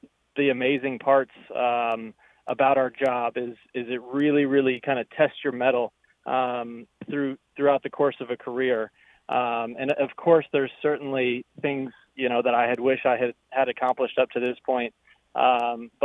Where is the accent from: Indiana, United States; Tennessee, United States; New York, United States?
Indiana, United States; growing up in Indiana